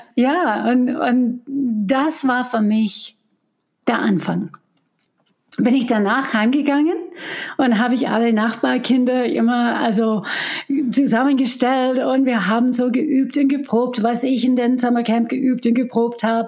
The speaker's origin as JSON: {"language": "German", "town": "Detroit", "region": "Michigan", "country": "United States", "tie": "born or raised there", "also_born_or_lived": "Chicago", "first_language": "English", "second_language": "German", "moved": "as an adult", "lives_now": "Germany", "said": "ich war in Detroit noch in dieser Zeit, wo ich aufgewachsen bin"}